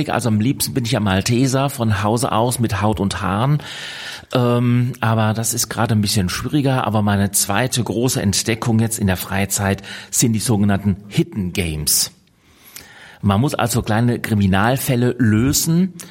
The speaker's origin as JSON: {"language": "German", "town": "Karlsruhe", "region": "Baden-Württemberg", "country": "Germany", "tie": "born there", "lives_now": "Hamburg, Germany", "said": "Ich bin hier in Hamburg in Bremsartenser und gebürtig komme ich aus Karlsruhe. Man mag es gar nicht mehr so richtig raushören, aber durch die verschiedenen Wege in meinem Leben, das Studium unter anderem in Hannover und in Bonn und in Tübingen, bin ich dann irgendwann hier in Hamburg gelandet."}